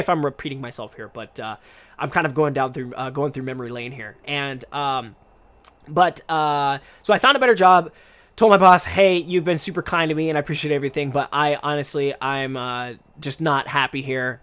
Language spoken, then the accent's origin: English; Portland, Oregon, United States; first language English; moved away as an adult; now in Japan; I come from Portland, Oregon